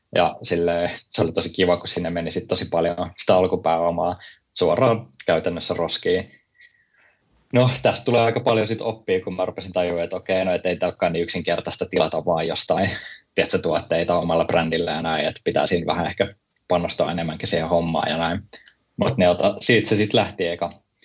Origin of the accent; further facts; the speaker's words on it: Helsinki, Uusimaa, Finland; moved away as an adult; also born or lived in Oulu; mä oon niin Helsingistä